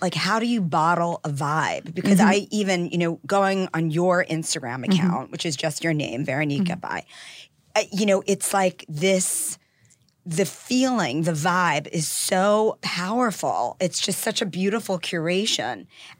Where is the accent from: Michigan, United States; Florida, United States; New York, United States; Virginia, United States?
New York, United States; New York City; I'm from Queens.